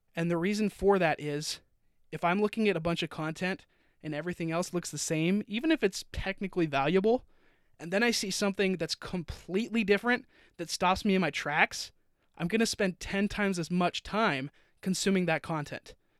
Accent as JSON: {"language": "English", "region": "Utah", "country": "United States", "tie": "born or raised there", "also_born_or_lived": "Florida / California", "moved": "yes", "lives_now": "Austin, United States", "said": "I grew up in Utah, moved to Florida, moved to California. Now I'm in Texas."}